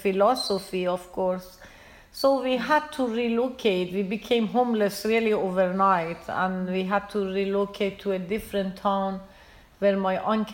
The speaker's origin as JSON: {"language": "English", "country": "Iran", "also_born_or_lived": "India / United States", "moved": "as an adult", "lives_now": "Maine, United States", "said": "I'm originally from Iran. So I left Iran in 79 during the revolution."}